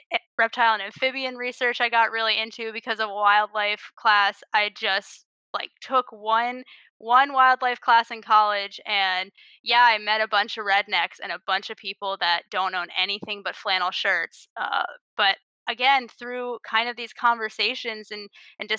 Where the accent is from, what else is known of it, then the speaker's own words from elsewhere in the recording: Rockville, Maryland, United States; I grew up in Rockville, Maryland.